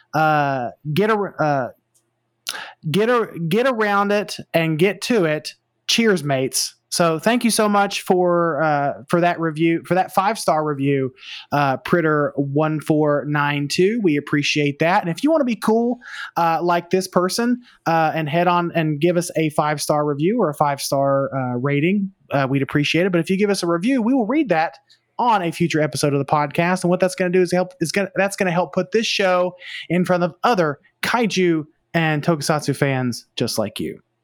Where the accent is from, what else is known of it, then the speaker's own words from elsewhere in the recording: the South, United States; I am from the South, or I am Southern. I am not necessarily as South as Travis